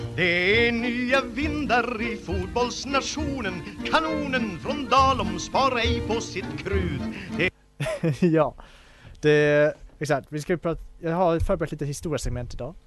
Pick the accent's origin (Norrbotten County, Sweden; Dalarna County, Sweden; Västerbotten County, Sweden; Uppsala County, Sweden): Dalarna County, Sweden; Falun; min hemstad Falun